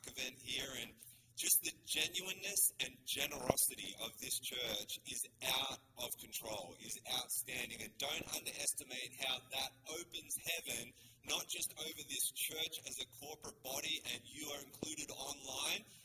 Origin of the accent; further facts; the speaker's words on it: Australia; accent: Australian; also born or lived in Sydney; now in Canada; I am a Canadian citizen, but we were born in Australia